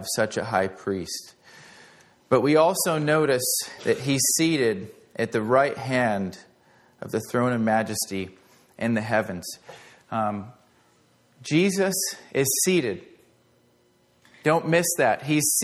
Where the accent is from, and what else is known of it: United States